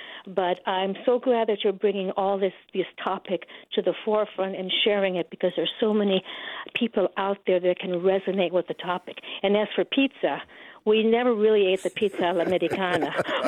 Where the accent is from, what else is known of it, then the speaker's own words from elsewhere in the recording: San Francisco, California, United States; I grew up in North Beach on top of my family's Italian restaurant. And my grandmother was Genovese, and my father was Piemontese, both from northern Italy.